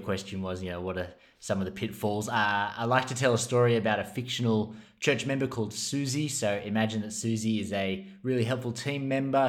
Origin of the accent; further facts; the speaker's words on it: Australia; as an Australian